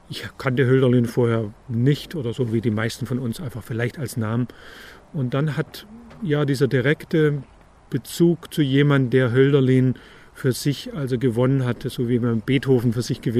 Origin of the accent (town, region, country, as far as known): Ulm, Baden-Württemberg, Germany; born or raised there; also born or lived in Tübingen; now in Münchhausen, Germany